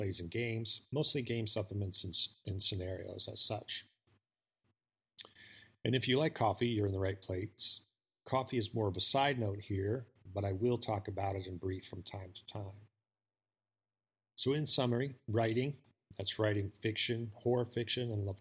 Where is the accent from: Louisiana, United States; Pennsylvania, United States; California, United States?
Pennsylvania, United States; Pittsburgh; moved away as an adult; also born or lived in Los Angeles / Las Vegas / Albuquerque, New Mexico / Texas; I grew up in Pittsburgh, Pennsylvania.